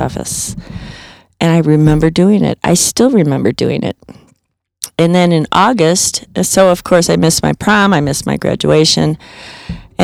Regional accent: Illinois, United States; also born or lived in Chicago; now in Colorado, United States; I'm from Illinois, and we went down to Shelbyville camping constantly and up to Wisconsin camping constantly

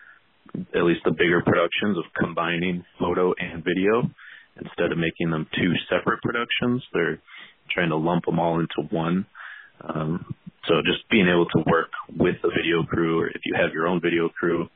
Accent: just outside of Chicago, Illinois, United States; I grew up just outside of Chicago, still live in the Chicago area

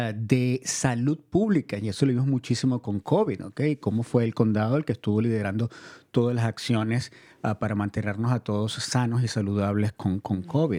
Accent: Venezuela; now in Marin County, United States; Yo soy inmigrante también, yo nací en Venezuela y llegué a este país hace unos cuantos años

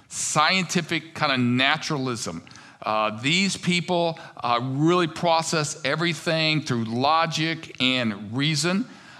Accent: United States; I think growing up in America, one of the things that's really pushed is that you are the center of the world

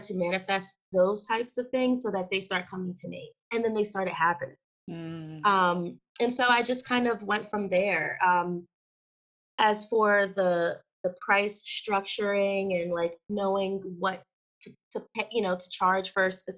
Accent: Wilmington, Delaware, United States; I'm from Wilmington, Delaware

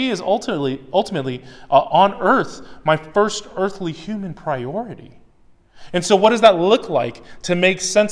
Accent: United States; I'm American. I grew up in America.

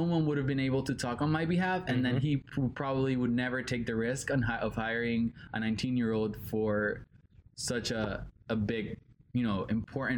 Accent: Puerto Rico; English is a second language; moved away; I'm 19 years old. I'm from Puerto Rico.

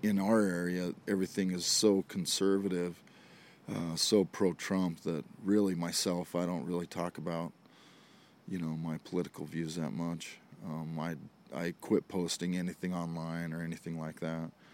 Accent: Idaho, United States; I was an Idaho redneck

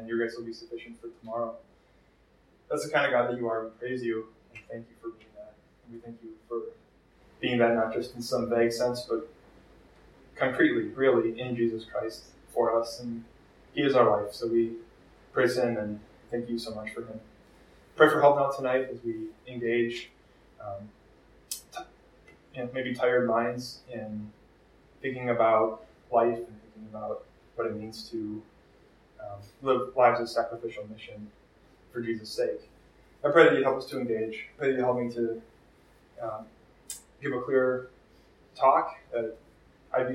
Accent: Minneapolis, Minnesota, United States; I am from Twin Cities. I grew up kind of locally

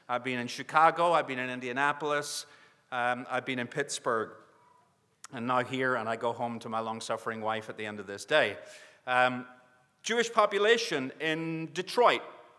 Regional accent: Northern Ireland, United Kingdom; now in Northwest Arkansas, United States; I'm from Northwest Arkansas. And that's that is true. But my accent does go back a little further, although it's changing a lot, and you get like the people you're among. And so I'm becoming an American, originally from Northern Ireland

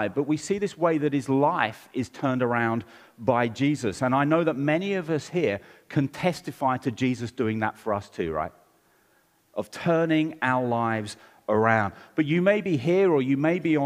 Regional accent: London, United Kingdom; I grew up in Southeast London, and I've got one sister

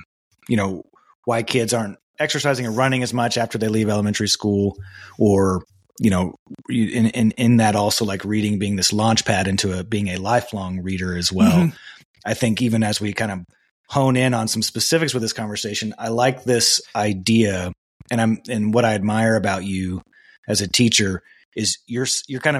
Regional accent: West Texas, United States; moved away as an adult; now in Salt Lake City, United States; I grew up in West Texas. I moved here when I was 19.

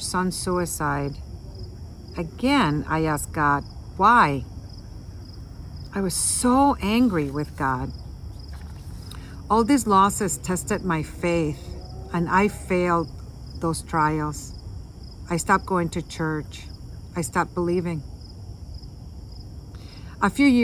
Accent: San Juan, Puerto Rico; moved away as an adult; I was born in San Juan, Puerto Rico to a Catholic family

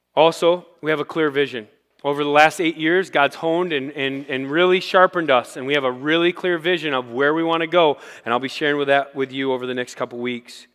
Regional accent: Rochester, United States; I grew up in Rochester

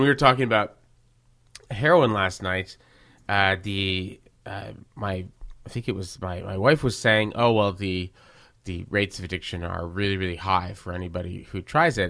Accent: Verdun, Quebec, Canada; I grew up in Verdun with lots of people like

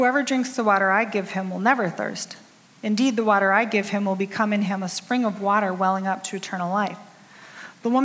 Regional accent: Rice Lake, Wisconsin, United States; I grew up in Rice Lake, Wisconsin, just a little ways over that-a-way.

